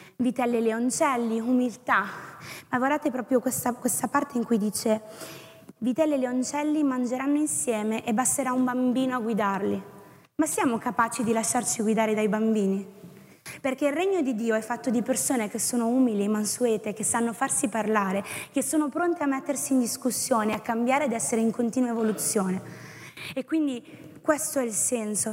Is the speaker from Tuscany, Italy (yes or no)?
yes; Tuscany, Italy; sono toscana